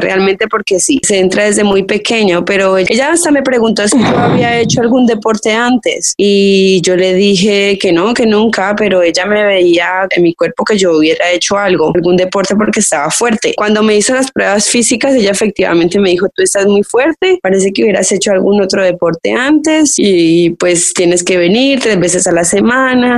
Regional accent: Cali, Valle del Cauca, Colombia; moved away; also born or lived in El Tambo, Nariño; soy colombiana, nací en un pueblito pequeñito en Nariño, se llama El Tambo Nariño, pero yo crecí la mayor parte mi vida en Cali

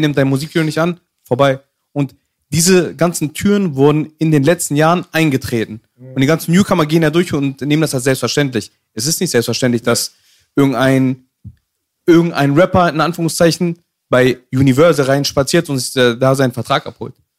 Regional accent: Hanover, Lower Saxony, Germany; zwei Tage, nachdem wir aus Afghanistan geflüchtet sind. Mhm bin ich geboren, in Hannover. Ich lebe da immer noch

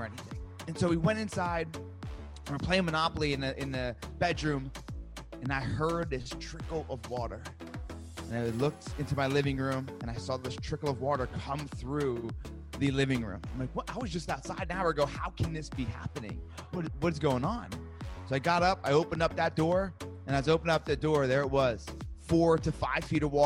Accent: New Jersey, United States; I'm from Jersey

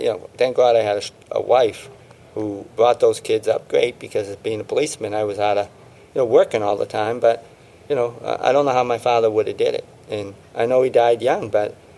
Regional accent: Boston, Massachusetts, United States; I grew up in South Boston, where Whitey Bulger was.

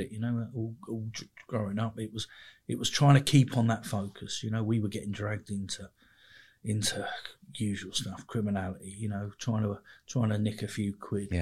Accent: Mitcham, London, United Kingdom; I grew up in just on the edge of South London, sort of London Borough, of Merton, really. But uh, it's it's Surrey, so a place called Mitcham

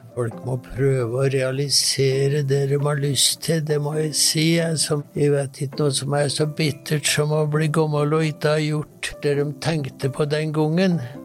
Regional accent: Sør-Fron, Innlandet, Norway; now in Oslo, Norway; er jo en utvandra gudbrandsdøl

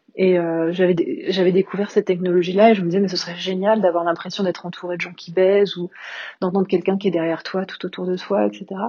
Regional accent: Paris, Île-de-France, France; moved away as an adult; also born or lived in London / Berlin; now in Lamballe, France; Je suis parisienne d'origine, je suis née à Paris, j'ai vécu la plupart de, ma vie

